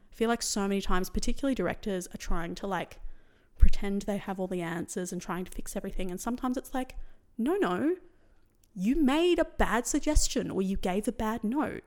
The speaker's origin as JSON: {"language": "English", "town": "Sydney", "region": "New South Wales", "country": "Australia", "tie": "born or raised there", "said": "I grew up in Western Sydney where there was quite a lot of misogyny"}